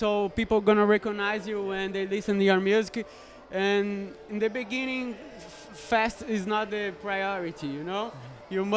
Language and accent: English; São Paulo, Brazil; It's also the name of my hometown.